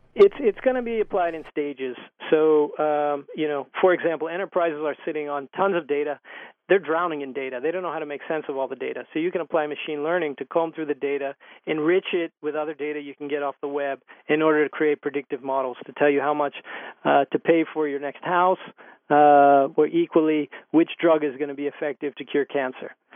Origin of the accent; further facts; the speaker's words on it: Youngstown, Ohio, United States; I, am born and raised in Ohio, in Youngstown, Ohio, in the Rust Belt